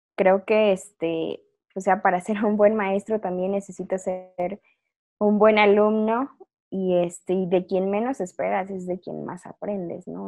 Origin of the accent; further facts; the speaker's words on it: Chiapas, Mexico; moved away; also born or lived in Zacatecas / Xalapa, Veracruz; mi familia es de Chiapas, soy chiapaneca, o sea, de acuerdo a todos mis, ancestros, descendientes y todo lo demás